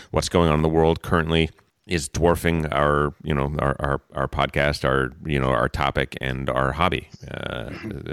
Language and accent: English; East Coast, United States; moved away; I come from the East Coast